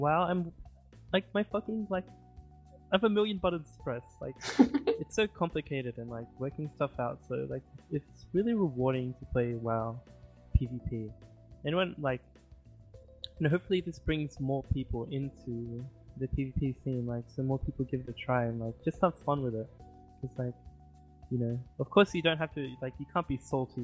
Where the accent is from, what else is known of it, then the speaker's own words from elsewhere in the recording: Australia; I'm Australian.